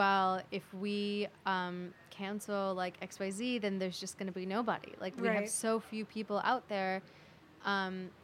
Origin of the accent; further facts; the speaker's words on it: California, United States; now in New York, United States; I am, you know, like, Indian, and I grew up in California